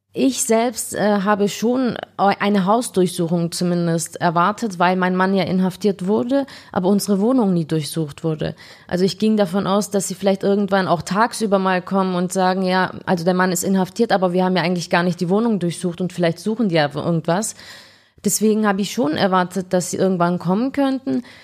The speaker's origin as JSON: {"language": "German", "town": "Ulm", "region": "Baden-Württemberg", "country": "Germany", "tie": "born or raised there", "also_born_or_lived": "Frankfurt am Main / Spain / Istanbul, Turkey", "moved": "as an adult", "said": "Ich bin Ulmerin"}